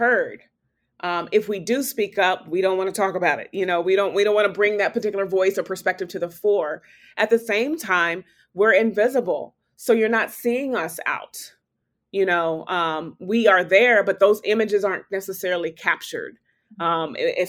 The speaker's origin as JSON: {"language": "English", "town": "Topeka", "region": "Kansas", "country": "United States", "tie": "born or raised there", "said": "I was born and raised in Topeka, Kansas"}